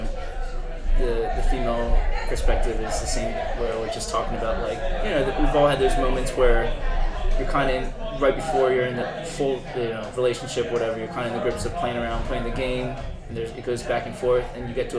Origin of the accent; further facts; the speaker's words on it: Philadelphia, Pennsylvania, United States; I'm from Philadelphia